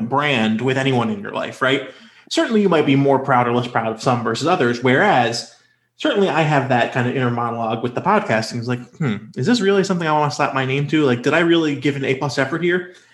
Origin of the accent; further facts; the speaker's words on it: North Carolina, United States; I grew up in North Carolina. My home state was the, the shameful author of House Bill 2